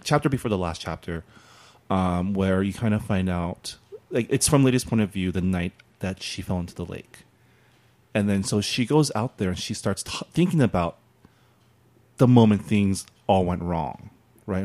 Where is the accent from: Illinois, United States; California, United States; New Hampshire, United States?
California, United States; San Gabriel; I grew up in San Gabriel, the San Gabriel Valley, which is very Asian